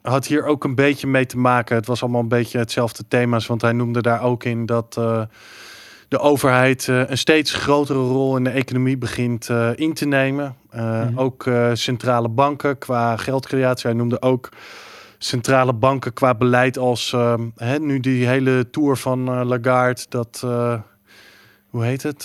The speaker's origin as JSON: {"language": "Dutch", "region": "Texas", "country": "United States", "tie": "born or raised there", "moved": "yes", "said": "ik ben in Texas opgegroeid zelf"}